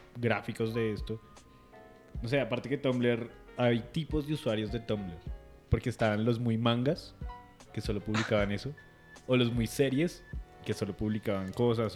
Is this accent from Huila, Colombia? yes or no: yes; Neiva, Huila, Colombia; moved away; de niño, yo crecí en Neiva un poquito